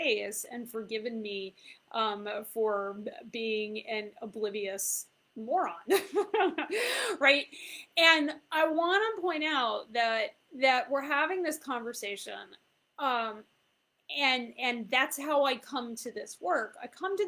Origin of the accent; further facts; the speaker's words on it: Fairfield County, Connecticut, United States; also born or lived in Mexico; I was raised in Fairfield County, Connecticut